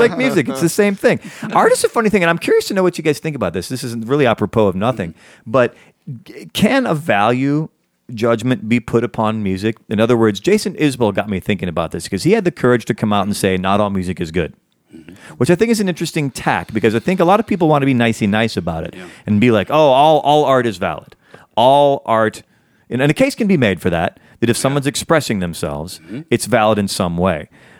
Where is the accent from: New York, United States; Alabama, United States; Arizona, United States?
Alabama, United States; Huntsville; I was born in what someone who was from the area is called Huntsville.